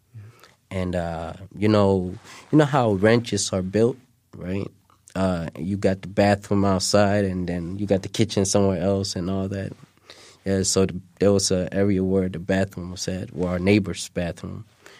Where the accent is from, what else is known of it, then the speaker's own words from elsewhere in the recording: Mogadishu, Banaadir, Somalia; moved away; I was born in Mogadishu.